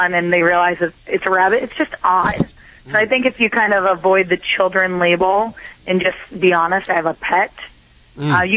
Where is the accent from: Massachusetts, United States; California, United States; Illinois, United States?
Massachusetts, United States; Boston; I'm from Boston